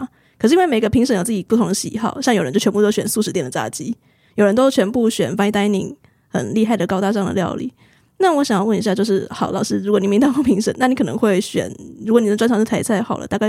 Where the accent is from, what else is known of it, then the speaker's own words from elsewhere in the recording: southern Taiwan, Taiwan; 对，我们南部人是比较不吃辣的，